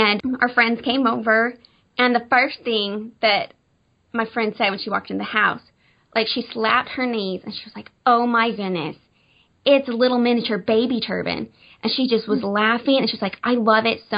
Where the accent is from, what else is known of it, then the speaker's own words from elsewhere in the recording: Arkansas, United States; moved away as an adult; now in Branson, United States; we're originally from Arkansas, and just moved to Branson, Missouri, oh my goodness, in October.